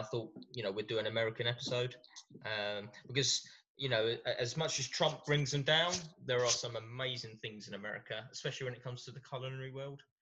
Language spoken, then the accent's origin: English; England, United Kingdom; us English guys